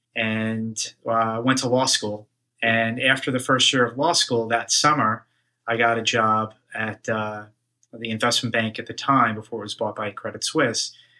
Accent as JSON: {"language": "English", "town": "Woodmere", "region": "New York", "country": "United States", "tie": "born or raised there", "said": "I grew up on Long Island, uh, a town called Woodmere in the South Shore"}